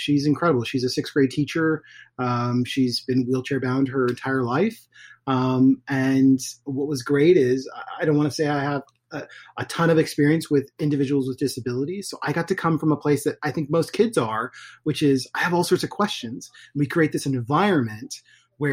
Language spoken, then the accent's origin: English; Portland, Oregon, United States; I was born in Portland, Oregon